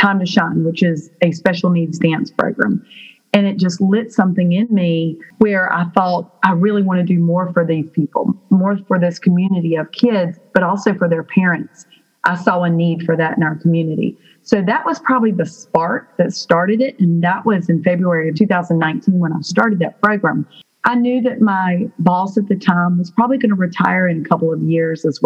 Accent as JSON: {"language": "English", "town": "Burlington", "region": "North Carolina", "country": "United States", "said": "I am from Burlington, North Carolina."}